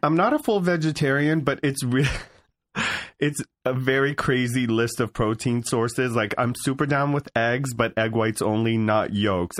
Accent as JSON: {"language": "English", "town": "Beverly Hills", "region": "California", "country": "United States", "tie": "born or raised there", "also_born_or_lived": "San Fernando Valley, California", "said": "I grew up in Beverly Hills, California"}